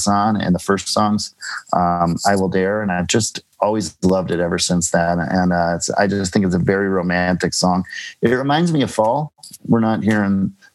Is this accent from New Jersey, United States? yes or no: no; Minneapolis, Minnesota, United States; now in New York, United States; Minneapolis, where I grew up, is a small Midwestern town